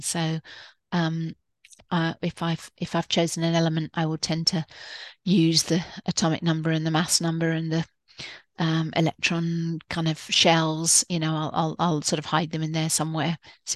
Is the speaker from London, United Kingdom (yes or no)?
no; Edinburgh, Scotland, United Kingdom; I grew up in Edinburgh